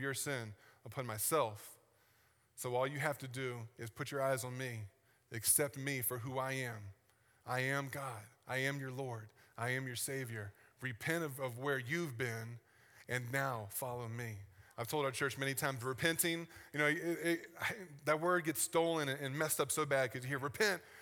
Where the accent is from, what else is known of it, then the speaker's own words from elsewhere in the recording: the South, United States; I'm from the South